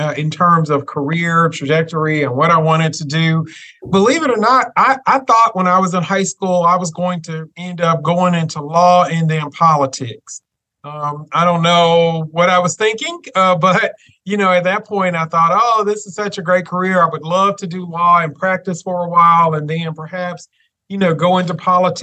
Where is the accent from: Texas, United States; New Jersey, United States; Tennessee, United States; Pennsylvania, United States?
Tennessee, United States; Memphis; moved away as an adult; also born or lived in Chattanooga, Tennessee; now in Martin, United States; I grew up in Memphis, Tennessee, graduated from high school.